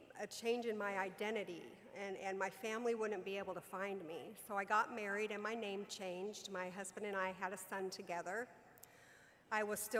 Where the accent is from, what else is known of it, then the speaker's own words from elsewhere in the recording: Southern California, United States; I was raised in Southern California.